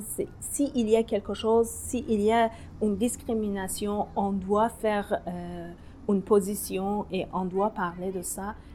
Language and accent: French; Tehran, Tehran Province, Iran; French is a second language; moved away as an adult; now in Anjou, Canada; Je suis née à Téhéran euh, pendant la guerre l'Iran-l'Irak